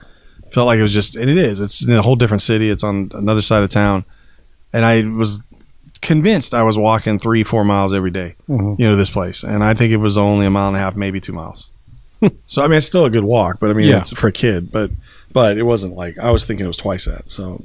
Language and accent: English; Lynwood, United States; I will say when I grew up once, I was growing up in Linwood.